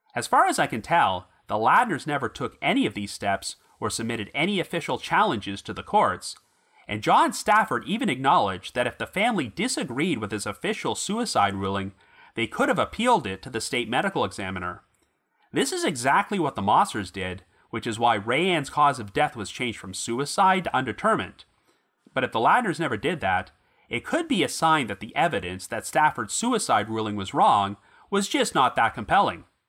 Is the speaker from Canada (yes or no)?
yes; Ottawa, Ontario, Canada; my hometown of Ottawa, Ontario